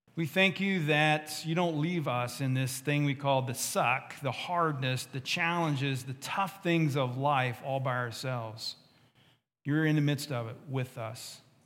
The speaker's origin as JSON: {"language": "English", "region": "West Virginia", "country": "United States", "said": "I'm from West Virginia."}